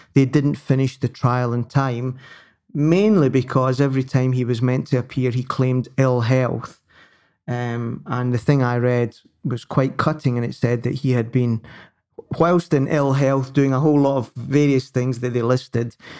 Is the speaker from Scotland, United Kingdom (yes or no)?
yes; Scotland, United Kingdom; I'm I'm British before I'm Scottish